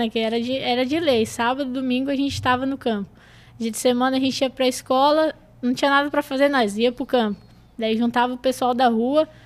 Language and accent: Portuguese; Garopaba, Santa Catarina, Brazil; moved away as an adult; also born or lived in Manaus / Rio Grande do Sul; eu moro ali no Campo Duna, né? Sou de Garopaba mesmo.